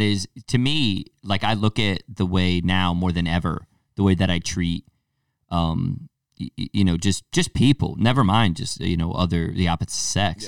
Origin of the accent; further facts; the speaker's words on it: Torrington, Connecticut, United States; I'm from Tor-, Kin-, Torrington, Connecticut